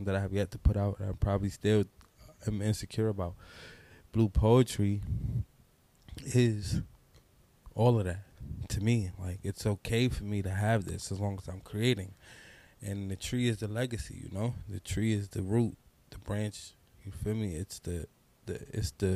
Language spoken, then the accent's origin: English; New York City, New York, United States; also born or lived in Brooklyn; I'm from New York City. I grew up in the Bronx, born in the Bronx, New York